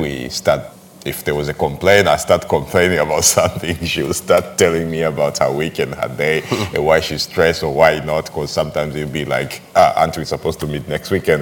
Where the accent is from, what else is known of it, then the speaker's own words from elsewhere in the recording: Arusha, Tanzania; now in Zanzibar, Tanzania; I'm from Arusha, it's like I'm a Maasai and I'm from a landlocked uh, region